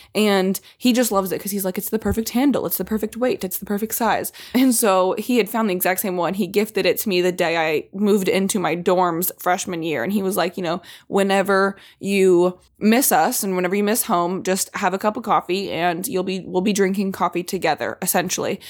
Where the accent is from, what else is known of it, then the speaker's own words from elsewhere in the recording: Indiana, United States; Growing up in Indiana